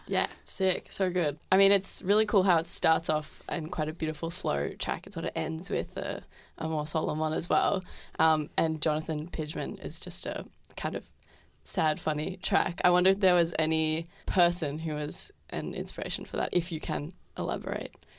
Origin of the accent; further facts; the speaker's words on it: Geelong, Victoria, Australia; now in Melbourne, Australia; I'm from Geelong originally